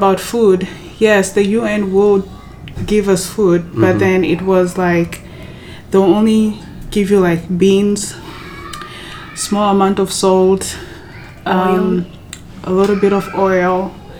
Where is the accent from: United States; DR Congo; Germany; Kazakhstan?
DR Congo; also born or lived in South Africa; because we are from Congo, yes, but we didn't come straight from Congo to the camp. We came from like South Africa